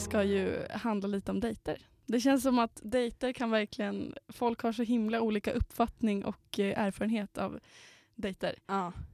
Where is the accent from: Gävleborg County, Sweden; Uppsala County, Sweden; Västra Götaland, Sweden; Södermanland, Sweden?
Uppsala County, Sweden; Knivsta; moved away